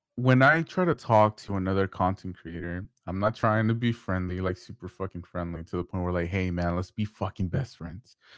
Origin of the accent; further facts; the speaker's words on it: Houston, Texas, United States; I'm from Houston